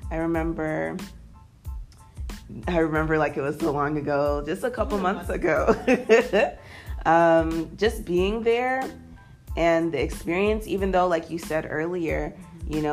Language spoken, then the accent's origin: English; United States; And even though like I am different because I am American